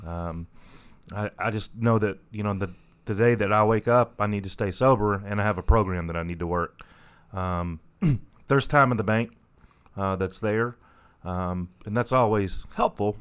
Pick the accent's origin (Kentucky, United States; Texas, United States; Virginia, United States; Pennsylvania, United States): Kentucky, United States; La Grange; So I grew up in in um, Lagrange, about 20, 20 25 miles uh, northeast of Louisville.